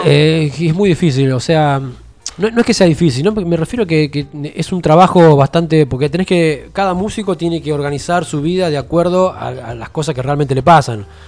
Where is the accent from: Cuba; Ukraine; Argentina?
Argentina; Haedo, Buenos Aires Province; moved away as an adult; also born or lived in El Palomar / Caseros; De Buenos Aires, yo soy de Buenos Aires.